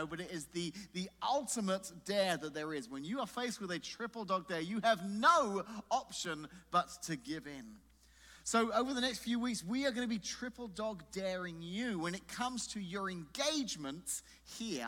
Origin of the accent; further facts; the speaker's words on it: England, United Kingdom; moved away; I grew up in England